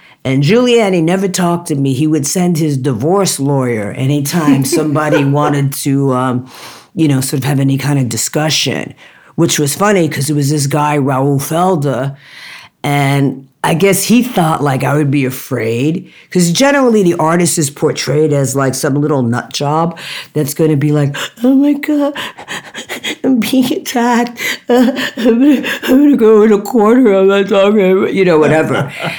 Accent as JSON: {"language": "English", "country": "Jamaica", "said": "I'm Jamaican and people do not talk to me like this and disrespect me without me saying something"}